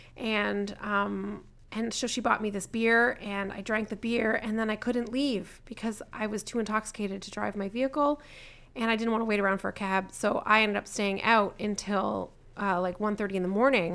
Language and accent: English; Southern Ontario, Canada; I'm from Southern Ontario